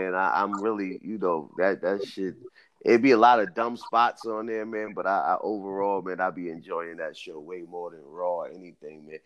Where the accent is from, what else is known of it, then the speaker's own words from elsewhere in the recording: New York, United States; I'm from New York